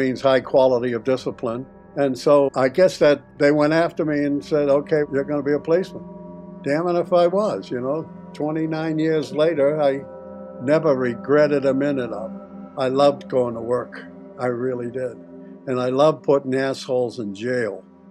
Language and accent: English; Boston, Massachusetts, United States; moved away as an adult; also born or lived in Los Angeles; I'm from Boston